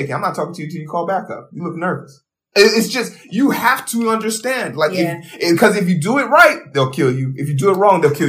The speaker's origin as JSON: {"language": "English", "country": "Nigeria", "said": "me being Nigerian was always something you knew about."}